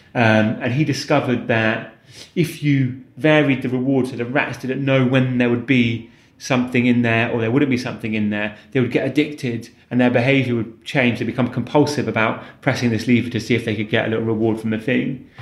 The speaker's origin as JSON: {"language": "English", "area": "Warwickshire", "region": "West Midlands", "country": "United Kingdom", "tie": "born or raised there", "also_born_or_lived": "London", "moved": "yes", "said": "a lovely primary school in the countryside where I grew up in Warwickshire"}